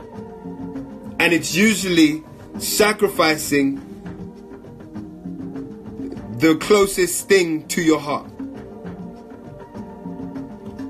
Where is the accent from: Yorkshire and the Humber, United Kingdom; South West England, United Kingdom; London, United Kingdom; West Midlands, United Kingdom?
London, United Kingdom; moved away as an adult; as a 30-year-old man born and raised in London